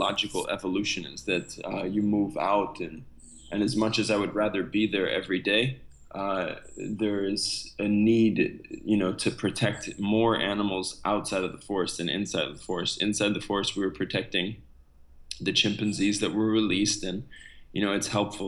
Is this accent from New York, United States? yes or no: yes; New York, United States; moved away as an adult; also born or lived in Republic of the Congo; now in Congo; Originally, I'm from the US, I'm from New York